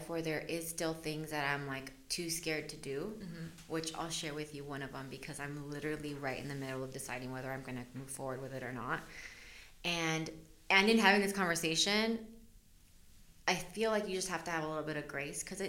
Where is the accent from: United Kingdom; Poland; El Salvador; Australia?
El Salvador; now in United States; I was born in El Salvador. And so my parents are immigrants as well.